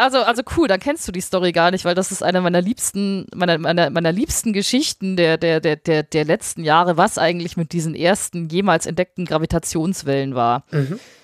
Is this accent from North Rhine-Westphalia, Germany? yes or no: no; Bavaria, Germany; also born or lived in Munich; ich, wohne ja in München, ich, ich komme aus Bayern